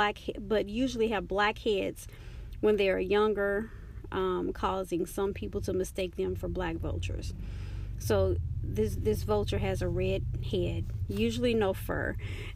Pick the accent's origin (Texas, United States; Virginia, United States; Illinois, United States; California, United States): Texas, United States; Dallas; I'm from Dallas, Texas